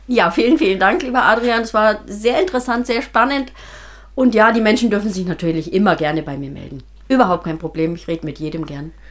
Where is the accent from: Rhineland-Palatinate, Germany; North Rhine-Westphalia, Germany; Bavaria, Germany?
Bavaria, Germany; also born or lived in Eichstetten bei Freiburg; now in Eichstetten, Germany; ich bin in Bayern geboren und habe ein Volksmusikinstrument gelernt